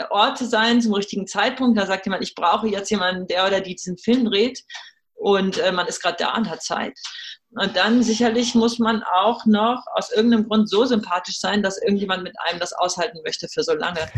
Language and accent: German; United States; German is a second language; moved away as an adult; now in Germany; Ich bin Amerikanerin. Für uns hat sich das irgendwann so entwickelt, dass wir gesagt haben, wir wollen unsere Kinder in Europa großziehen deshalb bin ich auch aus den äh, USA und aus Los Angeles wieder hierher zurückgekommen.